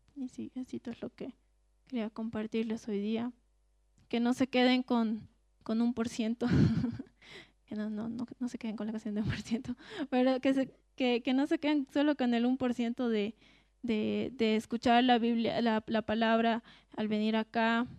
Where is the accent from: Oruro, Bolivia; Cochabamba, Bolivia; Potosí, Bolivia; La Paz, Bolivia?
Cochabamba, Bolivia; nosotros que somos de Cochabamba